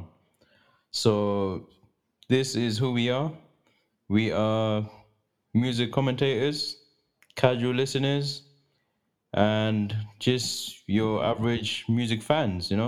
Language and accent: English; Zimbabwe; moved away; I'm not really from here, because I was raised in Zimbabwe